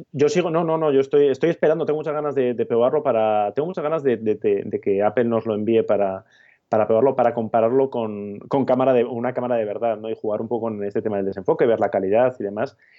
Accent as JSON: {"language": "Spanish", "region": "Basque Country", "country": "Spain", "moved": "yes", "said": "estas navidades que he estado por mi tierra, por Euskadi"}